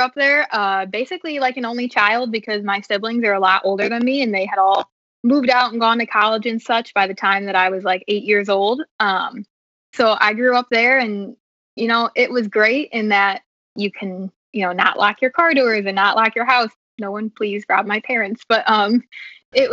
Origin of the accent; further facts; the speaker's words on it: near Oglesby, Illinois, United States; moved away as an adult; Oglesby is like 20 minutes from my hometown, and that's actually where my mom was born and raised